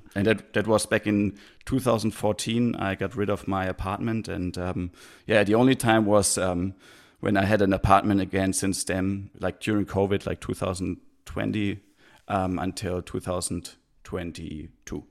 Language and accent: English; Heidelberg, Baden-Württemberg, Germany; moved away as an adult; also born or lived in Australia / Christchurch, New Zealand; now in New Zealand; growing up in Heidelberg was actually really nice